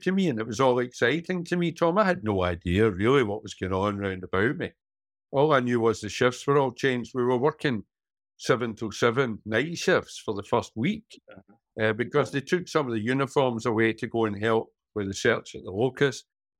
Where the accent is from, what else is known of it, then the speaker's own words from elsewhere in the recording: Glasgow, Scotland, United Kingdom; also born or lived in Campbeltown, Argyll; where I was brought up in Postle Park and Partick and Glasgow.